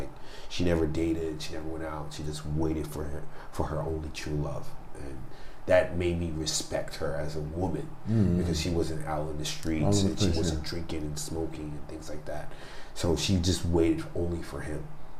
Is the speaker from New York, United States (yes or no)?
yes; New York City, New York, United States; I was born in Brooklyn, New York.